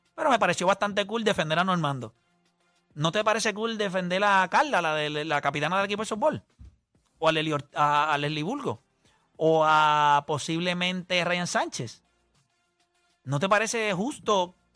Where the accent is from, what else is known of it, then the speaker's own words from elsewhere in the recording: Puerto Rico; como puertorriqueños